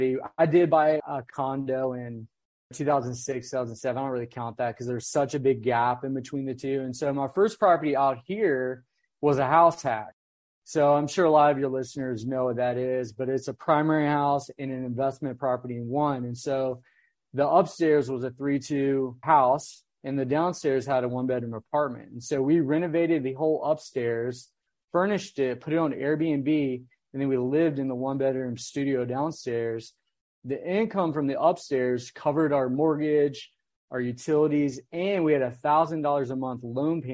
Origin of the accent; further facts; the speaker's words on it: Virginia, United States; moved away as an adult; also born or lived in Raleigh, North Carolina; now in Northern California, United States; I grew up in Virginia